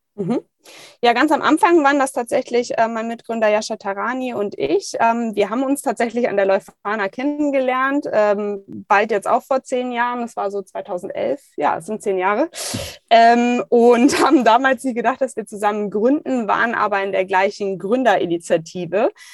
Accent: Düsseldorf, North Rhine-Westphalia, Germany; Ich komme gebürtig aus Düsseldorf, habe äh, direkt neben der Museumsinsel gewohnt

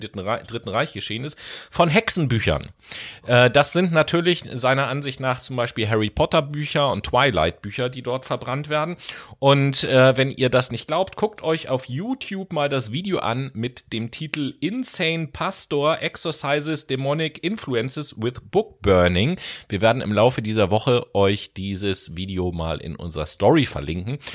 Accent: Hamburg, Germany; als Hamburger

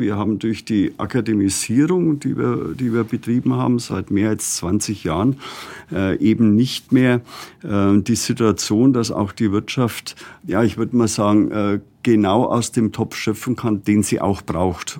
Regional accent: Germany; hier bei uns in Deutschland

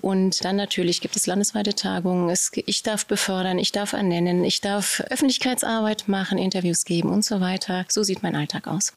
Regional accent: Cologne, North Rhine-Westphalia, Germany; ich bin Kölnerin

